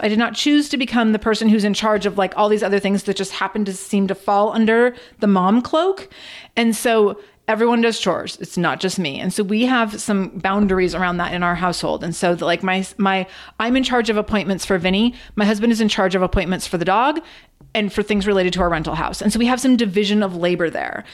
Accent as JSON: {"language": "English", "town": "Redmond", "region": "Washington", "country": "United States", "tie": "born or raised there", "said": "I grew up in Redmond, Washington, which is across a lake from Seattle."}